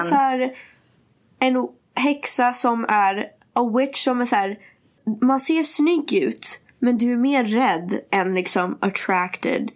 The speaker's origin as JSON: {"language": "Swedish", "country": "Sweden", "said": "Att jag är svensk"}